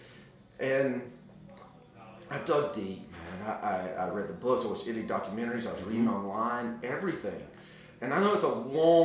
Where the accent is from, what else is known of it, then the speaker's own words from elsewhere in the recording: Memphis, Tennessee, United States; growing up in Memphis, Tennessee